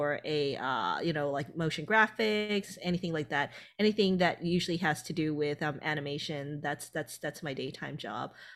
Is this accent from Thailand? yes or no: yes; Thailand; moved away; originally I'm from Thailand.